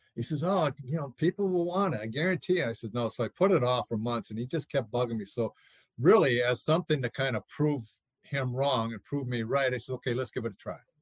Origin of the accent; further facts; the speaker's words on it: St. Paul, Minnesota, United States; I grew up in Twin Cities in St. Paul.